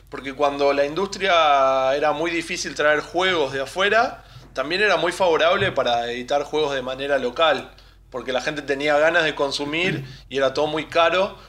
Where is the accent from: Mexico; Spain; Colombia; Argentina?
Argentina; Buenos Aires; somos de Buenos Aires, vivimos cerquita del obelisco